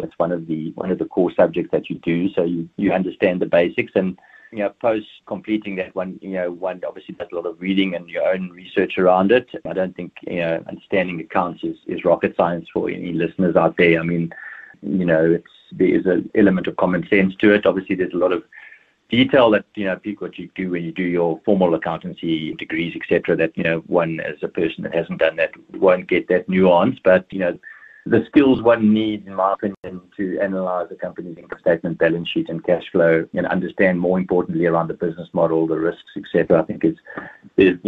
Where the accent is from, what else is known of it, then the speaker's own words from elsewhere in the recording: Port Elizabeth, Eastern Cape, South Africa; moved away as an adult; now in Cape Town, South Africa; I grew up, I was born and raised in Port Elizabeth in the Eastern Cape.